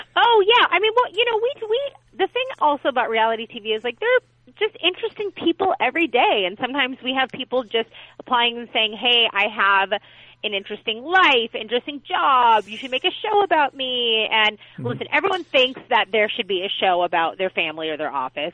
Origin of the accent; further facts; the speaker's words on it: Los Angeles, California, United States; I was born and raised here in Los Angeles